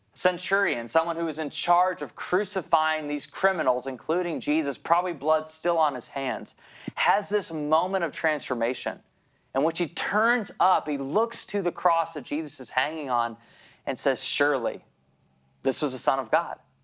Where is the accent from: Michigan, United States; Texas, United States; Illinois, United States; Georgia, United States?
Michigan, United States; Grand Rapids; moved away as an adult; also born or lived in New Brunswick, Canada; I was a transplant from Grand Rapids to the small province of New Brunswick